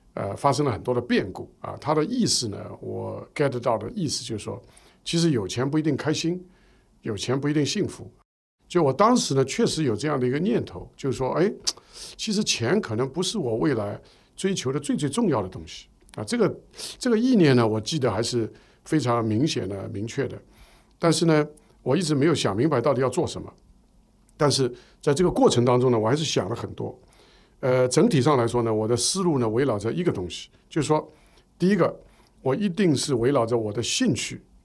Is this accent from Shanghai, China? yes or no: yes; Shanghai, China; 我们是上海人，我所以我们上海那个时候呢